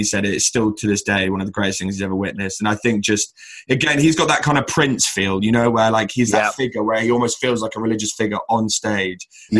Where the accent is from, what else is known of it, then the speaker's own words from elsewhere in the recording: Brighton, South East England, United Kingdom; growing up in Brighton, which, let's be honest, is probably one of the most liberal and relaxed cities in the UK, if not by far the most liberal and relaxed city in the UK.